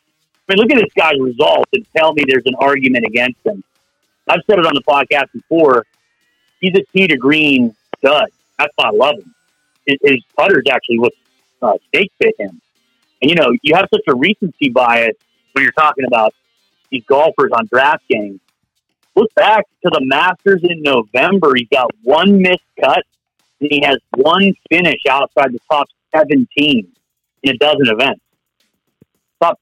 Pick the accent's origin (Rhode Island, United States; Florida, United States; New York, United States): Florida, United States; Tampa; here in my hometown of Tampa